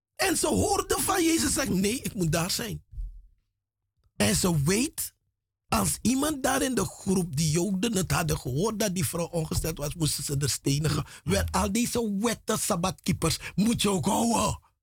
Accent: Paramaribo, Paramaribo District, Suriname; moved away as an adult; now in Netherlands; ik ben in Paramaribo grootgebracht. Vanaf mijn derde jaar, derde, vierde jaar ben ik in Paramaribo grootgebracht.

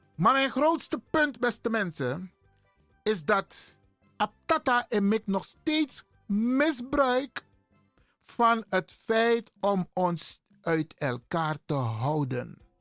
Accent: Suriname; now in Netherlands; ik ben een Surinamer

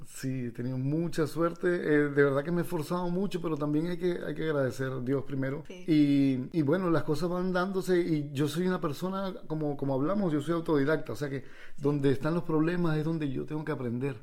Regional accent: Villa de Cura, Aragua, Venezuela; moved away as an adult; also born or lived in Peru; yo soy villacurano, yo, no soy peruano, nací pero yo soy villacurano, ese es mi pueblo

